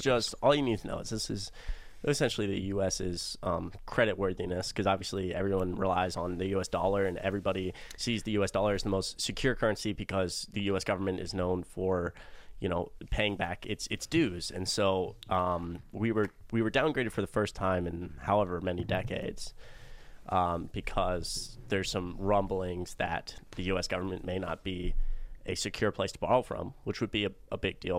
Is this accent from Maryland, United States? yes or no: no; Atlanta, Georgia, United States; I'm from Atlanta, I live in Atlanta.